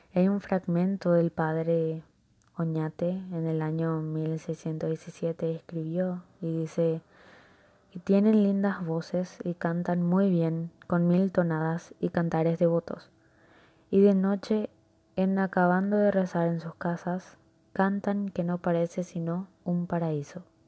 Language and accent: Spanish; Paraguay